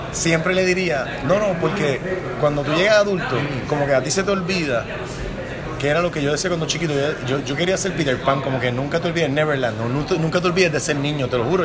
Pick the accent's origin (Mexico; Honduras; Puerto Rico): Puerto Rico; mi experiencia como puertorriqueño